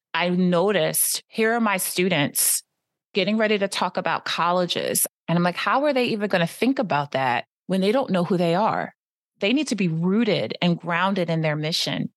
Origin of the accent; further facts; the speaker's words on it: Philadelphia, Pennsylvania, United States; moved away as an adult; also born or lived in Paris / New York / New Jersey; I was born in Philadelphia, lived in Paris, New York, New Jersey, and now back in P